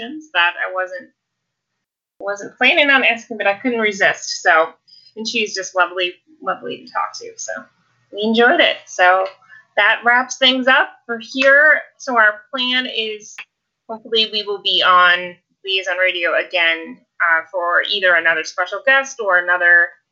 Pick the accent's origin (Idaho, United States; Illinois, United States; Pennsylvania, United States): Illinois, United States; southwest suburbs of Chicago; I'm from Illinois